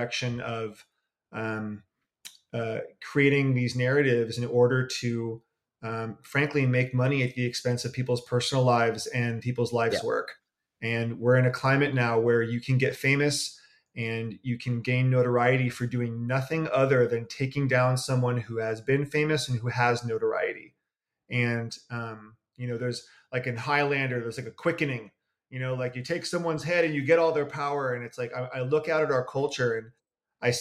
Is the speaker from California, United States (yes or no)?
yes; Berkeley, California, United States; I am from the San Francisco Bay Area. I am from Berkeley